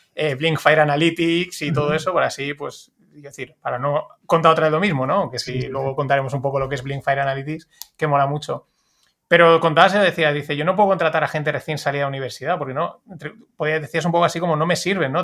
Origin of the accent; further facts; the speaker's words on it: Spain; como español